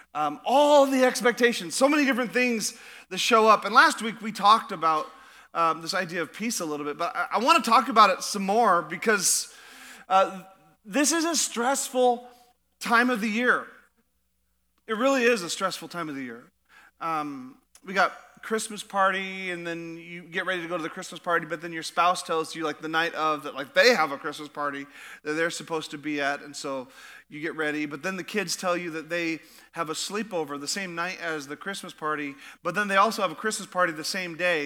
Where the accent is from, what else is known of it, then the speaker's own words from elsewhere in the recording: Alaska, United States; now in Idaho, United States; I'm from Alaska